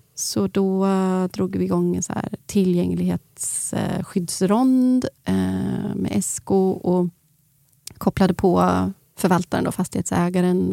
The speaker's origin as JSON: {"language": "Swedish", "country": "Sweden", "said": "jag är svensk"}